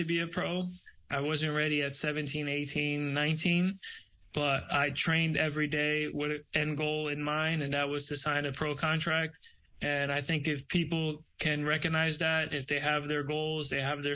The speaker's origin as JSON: {"language": "English", "region": "New York", "country": "United States", "tie": "born or raised there", "also_born_or_lived": "Brazil", "moved": "as an adult", "lives_now": "Tampa, United States", "said": "I grew up in New York"}